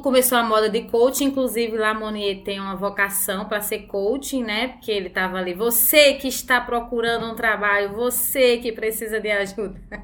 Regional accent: Paraíba, Brazil; moved away as an adult; now in São Paulo, Brazil; sou da Paraíba, pra ninguém tá perguntando meu sotaque

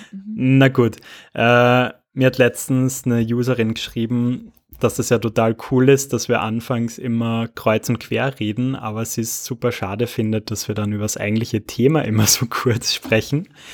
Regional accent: Austria; bei uns in Österreich schon

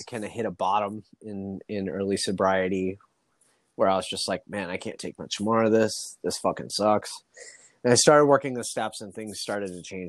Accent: Midwest, United States; now in Los Angeles, United States; Because I grew up in the Midwest and there's nothing there.

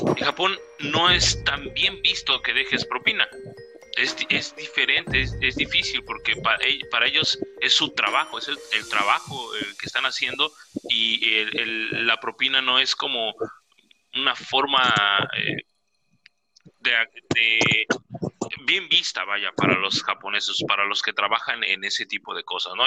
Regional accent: Mexico; aquí en mi país, México

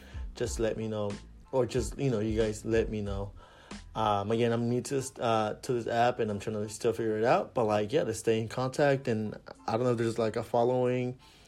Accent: Long Beach, California, United States; I'm from Long Beach. I grew up here in Long Beach

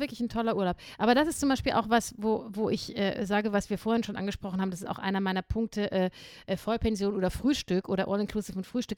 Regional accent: Saarland, Germany; now in Salzburg, Austria; bezeichne das ha Saarland immer noch als meine Heimat, obwohl ich jetzt schon länger vom Saarland weg bin, als ich im Saarland war

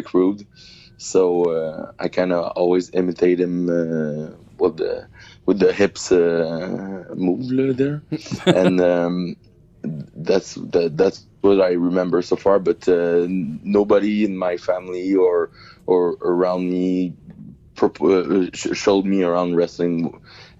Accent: Saint-Hubert, Quebec, Canada; I'm from a little suburbs of Montreal. It's called Saint-Hubert. I've been born and raised. I still live there.

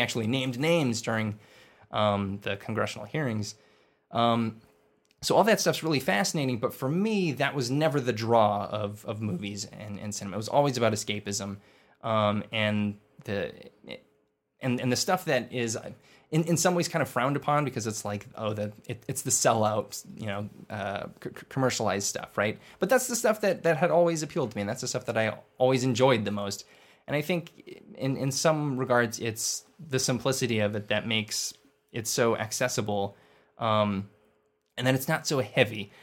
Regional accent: Inland Empire, California, United States; I was born in Lee, in the, uh, Inland Empire

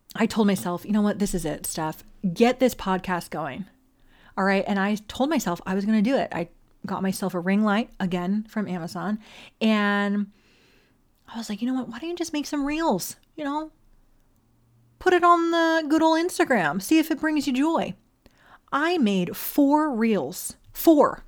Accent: Las Vegas, Nevada, United States; also born or lived in Hawaii; originally from Hawaii, all right? But I was raised on the Ninth Island, A K A Las Vegas

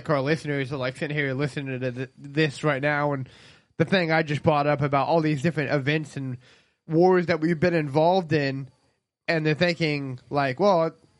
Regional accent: United States; I think as an American

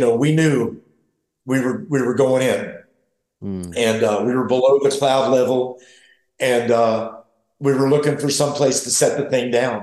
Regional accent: St. Augustine, Florida, United States; also born or lived in the mountains; I'm from St. Augustine, Florida, as well as the mountains.

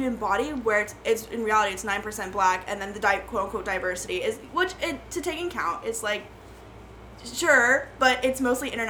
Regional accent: Maine, United States; also born or lived in Vietnam; I grew up in Maine

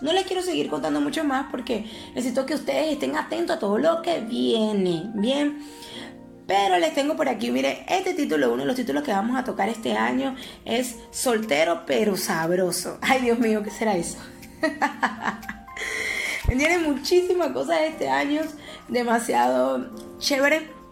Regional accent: Venezuela; yo que soy venezolana

